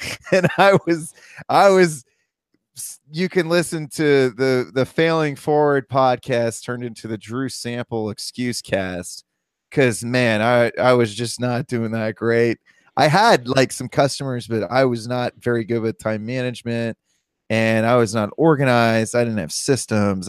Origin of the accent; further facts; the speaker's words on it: Columbus, Ohio, United States; I'm from Columbus, Ohio